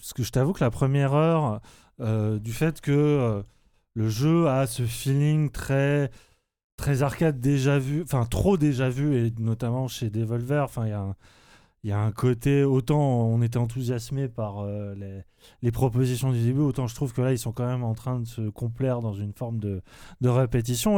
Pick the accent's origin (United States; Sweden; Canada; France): France; pour nous en tant que français